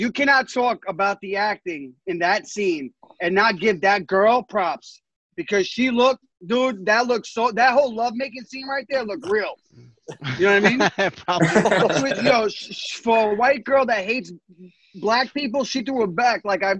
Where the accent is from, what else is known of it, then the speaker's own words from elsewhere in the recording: New York City, New York, United States; I grew up in the Bronx, bro.